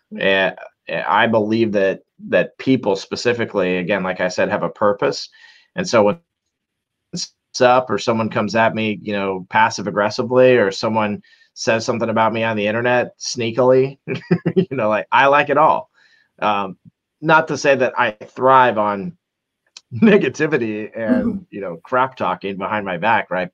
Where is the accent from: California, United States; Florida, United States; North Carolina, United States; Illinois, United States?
Florida, United States; Orlando; I'm from Orlando, Florida